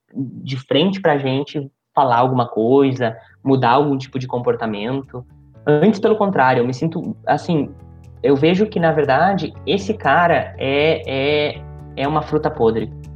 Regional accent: interior of Rio Grande do Sul, Brazil; also born or lived in Vera, Mato Grosso; now in Alta Floresta, Brazil; Eu, eu, eu venho do Rio Grande do Sul, eu venho do interior do Rio Grande do Sul

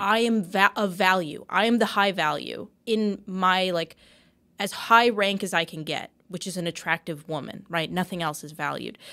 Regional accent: Canada; I'm having a Canadian moment

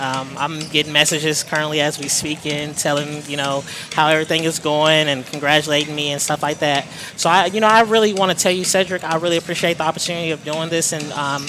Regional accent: Fort Worth, Texas, United States; my hometown of Fort Worth

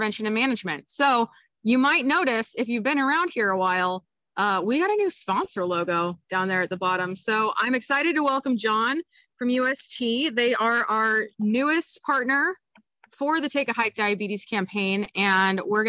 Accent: Kansas, United States; I am from Kansas and I am a former Jayhawk

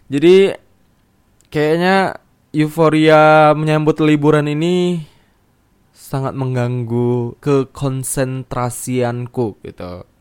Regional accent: Medan, North Sumatra, Indonesia; aku rencana nih aku akan balik ke ke Medan karena aku kan sebenarnya asalnya dari Medan walaupun dari Medan juga entah berapa jam lagi gitu kan. Pokoknya aku bilangnya dari Medan sih.

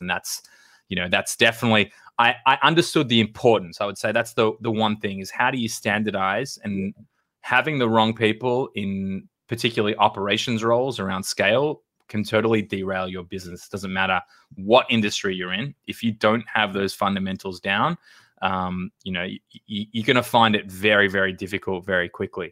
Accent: Australia; moved away as an adult; now in United States; I grew up in Australia.

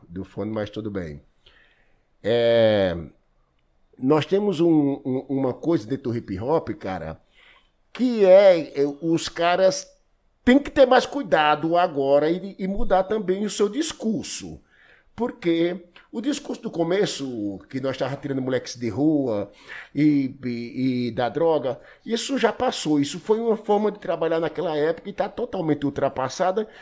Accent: Triunfo, Pernambuco, Brazil; also born or lived in Paulo Afonso, Bahia; now in São Paulo, Brazil; Um moleque do sertão de Pernambuco lá em Triunfo

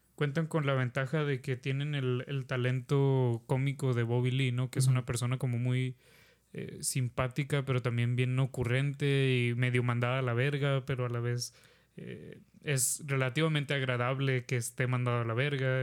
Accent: Mexico; como mexicanos

